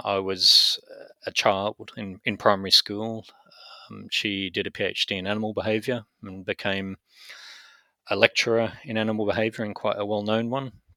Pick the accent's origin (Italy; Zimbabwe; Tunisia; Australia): Australia; Brisbane, Queensland; moved away as an adult; also born or lived in United Kingdom / United States; I was born in Brisbane, in Australia, and mainly grew up in Australia